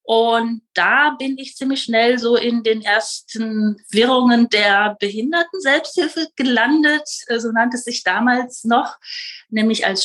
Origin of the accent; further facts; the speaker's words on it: Rhineland, Germany; So ursprünglich komme ich äh, aus dem Rheinland, Kleinstadt im Rheinland.